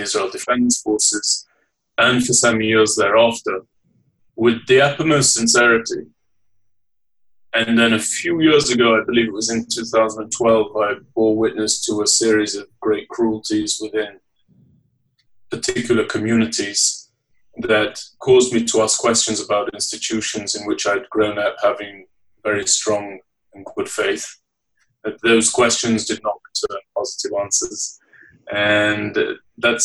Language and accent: English; Leeds, Yorkshire and the Humber, United Kingdom; I was born and raised in the United Kingdom. I'm from the city of Leeds in the northeast